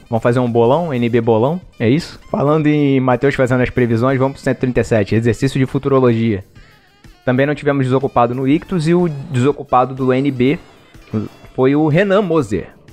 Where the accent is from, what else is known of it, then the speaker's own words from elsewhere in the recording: Rio de Janeiro, Brazil; como a gente é do Rio